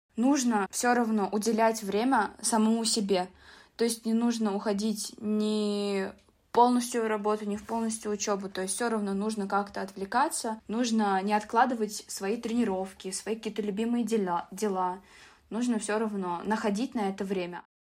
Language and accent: Russian; Tashkent, Uzbekistan; now in Moscow, Russia; Я просто сама из Ташкента, из Узбекистана